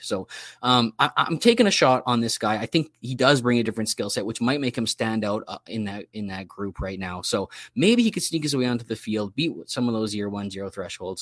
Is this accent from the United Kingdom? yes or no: no; Canada; It's part of being Canadian.